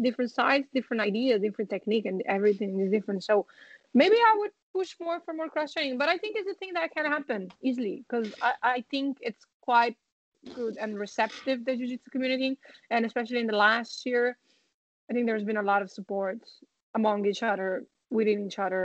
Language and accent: English; Italy; now in Ireland; I'm from Italy